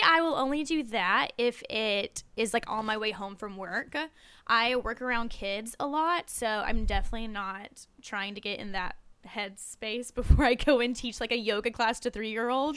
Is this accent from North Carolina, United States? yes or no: yes; Wilkesboro, North Carolina, United States; moved away; I'm from a small town called Wilkesboro. It's about forty-five minutes out of Winston